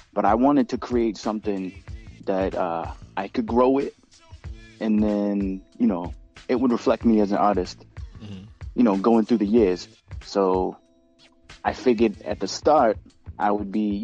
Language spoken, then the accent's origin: English; Boston, Massachusetts, United States; I'm from Boston